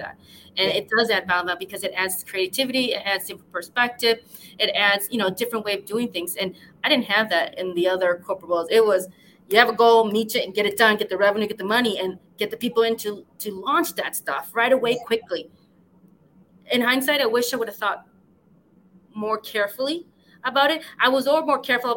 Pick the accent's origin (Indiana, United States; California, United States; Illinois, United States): Illinois, United States; West Chicago; I'm from like about an hour away from Chicago. I grew up in a small town called West Chicago